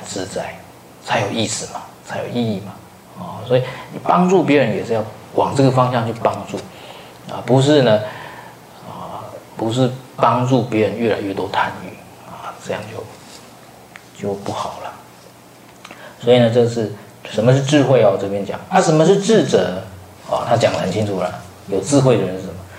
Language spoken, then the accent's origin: Chinese; Taiwan; 我们台湾人